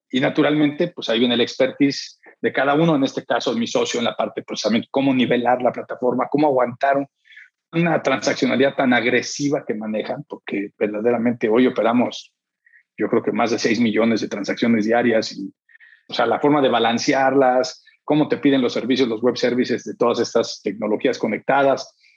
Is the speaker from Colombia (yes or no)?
no; Mexico; also born or lived in San Diego; estoy aquí, pero yo soy mexicano